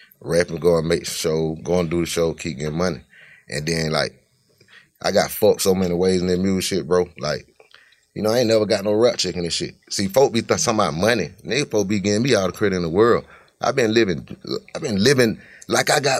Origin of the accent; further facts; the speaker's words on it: Cleveland, United States; be knowing I'm from Cleveland, been from Cleveland